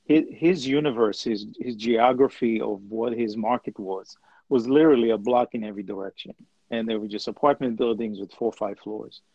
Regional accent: Israel; I'm originally from Israel and I grew up as a son of an incredibly hardworking father who had a very small grocery store

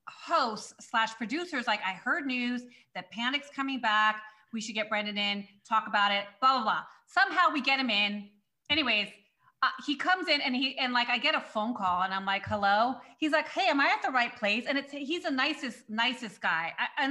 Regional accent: Long Beach, California, United States; cause I'm from Long Beach, right? Like I'm from Long Beach, California.

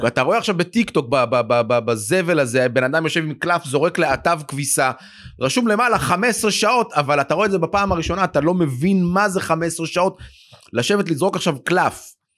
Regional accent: Jerusalem, Jerusalem District, Israel; now in Tel Aviv, Israel; אני במקור ירושלמי

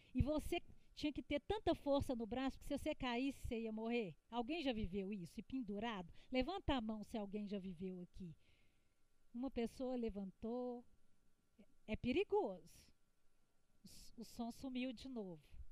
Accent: Belo Horizonte, Minas Gerais, Brazil; accent: mineiro; meu sotaque é de mineira? Não? Pois é, eu sou de Belo Horizonte, eu sou mineira

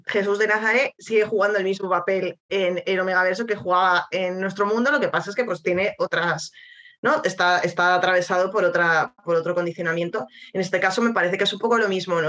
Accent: Spain; siendo española

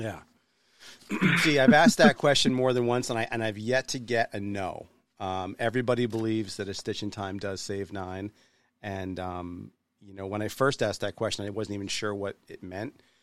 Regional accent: New Hampshire, United States; I'm from New Hampshire, not quite from Boston

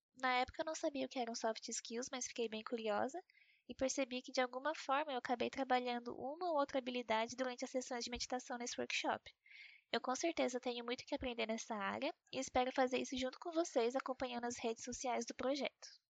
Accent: São José dos Campos, São Paulo, Brazil; eu também sou de São José dos Campos.

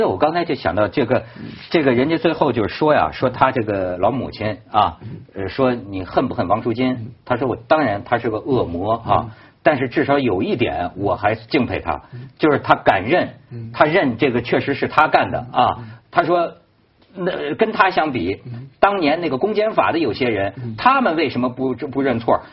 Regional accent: Shijiazhuang, Hebei, China; 虽然我也是十日庄人呐

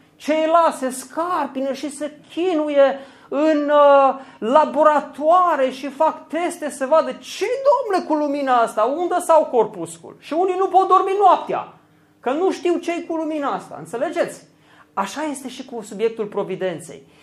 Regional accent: Romania; pentru noi ca români

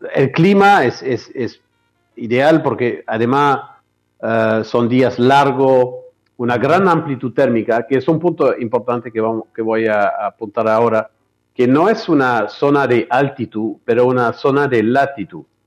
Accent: Bordeaux, Nouvelle-Aquitaine, France; Spanish is a second language; moved away as an adult; donde eh, me crié, que es en Francia, en Bordeaux

